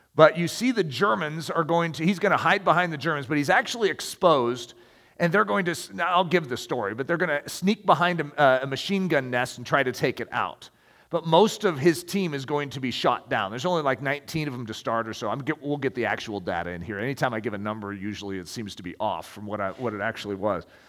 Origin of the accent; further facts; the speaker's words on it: United States; as American